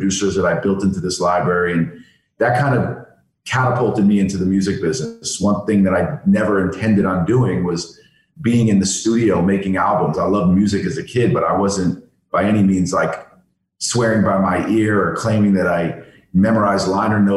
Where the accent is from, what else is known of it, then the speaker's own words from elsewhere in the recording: New York City, New York, United States; I grew up in New York City